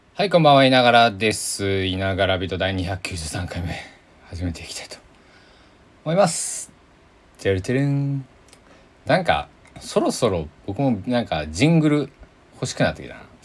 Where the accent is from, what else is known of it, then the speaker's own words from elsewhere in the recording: Kochi, Japan; moved away as an adult; now in Takamatsu, Japan; 僕のね地元の高知は